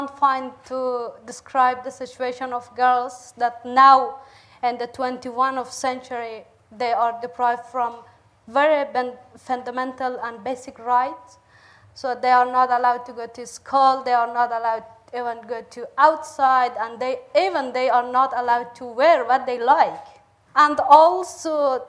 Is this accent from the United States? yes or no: no; Bamyan, Afghanistan; I was born in 1992 in Bamiyan provinces, a province of Afghanistan, which is a very remote area